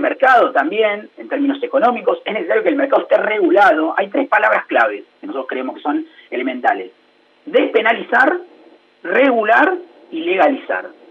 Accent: Argentina

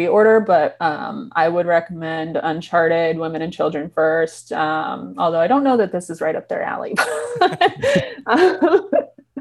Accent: Chicago, Illinois, United States; I'm from Chicago

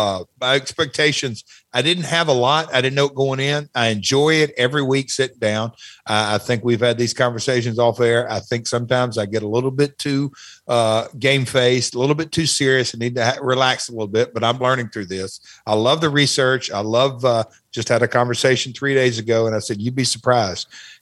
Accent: Alabama, United States; born and bred in Southern Alabama.

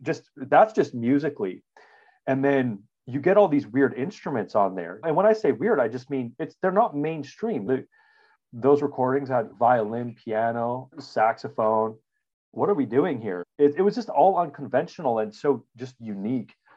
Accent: Regina, Saskatchewan, Canada; I'm a Canadian. We grew up in Regina, Saskatchewan

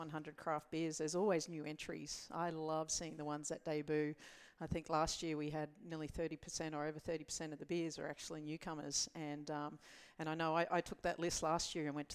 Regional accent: Queensland, Australia; being a Queenslander

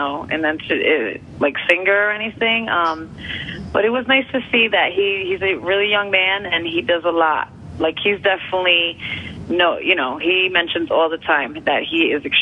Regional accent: United States; I am from Jersey in New York

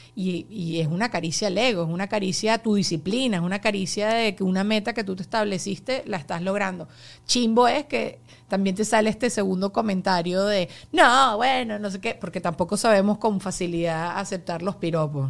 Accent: Venezuela; now in United States

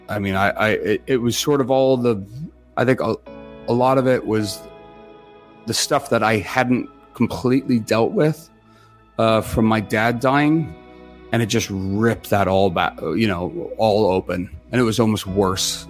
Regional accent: Los Gatos, California, United States; I grew up in Los Gatos

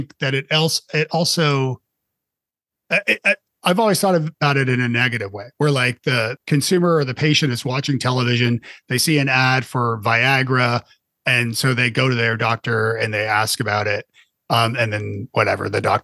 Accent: Canada; I'm Canadian

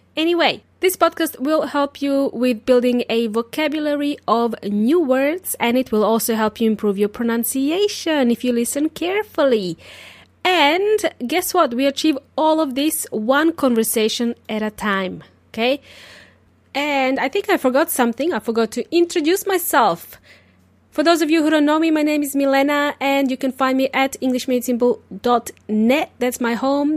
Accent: Serbia; English is a second language; now in Australia; I wasn't born in Australia. I was born in Serbia

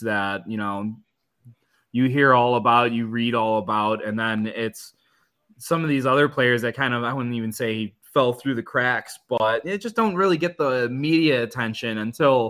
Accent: Michigan, United States; growing up in Michigan my whole life

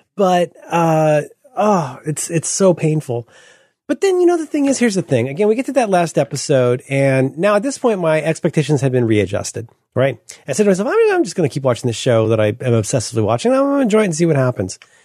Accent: Northern California, United States; I'm from Northern California

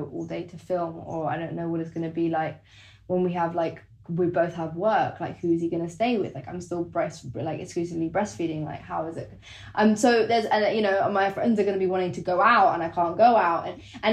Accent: London, United Kingdom; For me, I'm a Londoner. I grew up in London.

